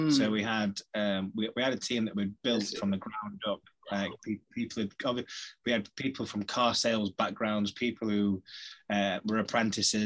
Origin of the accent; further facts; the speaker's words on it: Sheffield, Yorkshire and the Humber, United Kingdom; From Yorkshire. We're from Yorkshire, Sheffield, so that's part of our vocab.